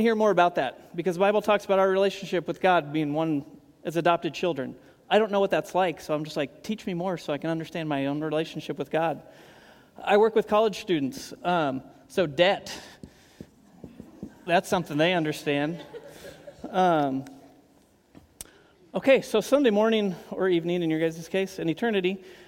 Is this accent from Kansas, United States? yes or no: yes; Kansas, United States; moved away as an adult; now in Portland, United States; I grew up in Kansas